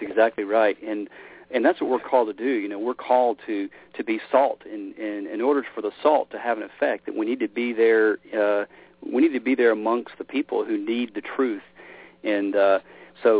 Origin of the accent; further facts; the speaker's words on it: Memphis, Tennessee, United States; I grew up in Memphis, Tennessee. It's kind of where, my roots.